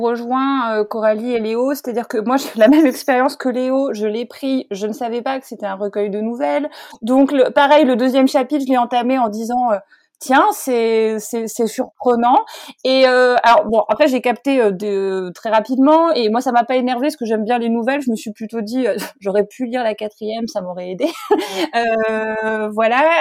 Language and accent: French; France; je suis française